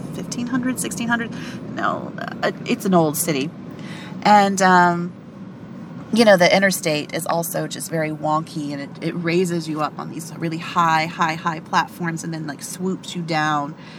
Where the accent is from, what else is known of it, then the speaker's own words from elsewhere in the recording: Appalachia, United States; also born or lived in East Tennessee; I'm from Appalachia.